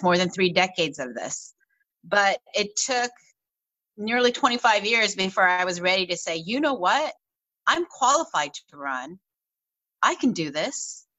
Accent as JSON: {"language": "English", "town": "Los Angeles", "region": "California", "country": "United States", "tie": "born or raised there", "accent": "Valley", "said": "So my family immigrated to Los Angeles in 1974."}